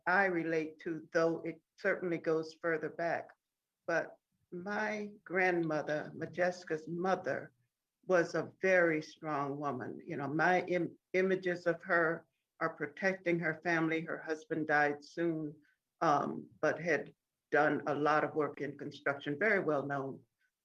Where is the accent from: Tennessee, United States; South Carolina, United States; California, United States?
South Carolina, United States; outside of Columbia; we grew up outside of Columbia because my grandfather bought 40 acres